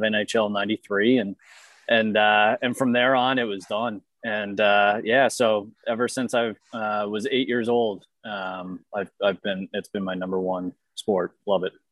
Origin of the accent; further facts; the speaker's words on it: Boston, Massachusetts, United States; I'm from Boston.